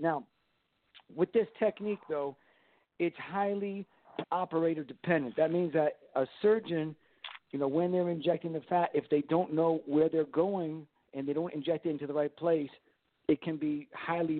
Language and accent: English; Miami, Florida, United States; my hometown of Miami